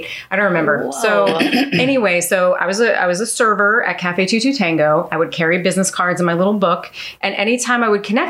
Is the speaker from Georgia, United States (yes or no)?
no; Manalapan, New Jersey, United States; born or raised there; also born or lived in Staten Island, New York